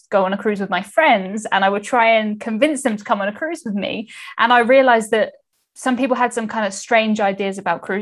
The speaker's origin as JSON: {"language": "English", "region": "England", "country": "United Kingdom", "said": "I'm from the UK, as you said. I am English."}